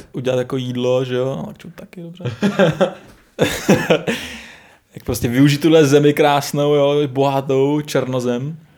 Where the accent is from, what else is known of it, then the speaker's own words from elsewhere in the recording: Jihlava, Vysočina Region, Czechia; My jsme z Jihlavy, eh, nebo od Jihlavy kousek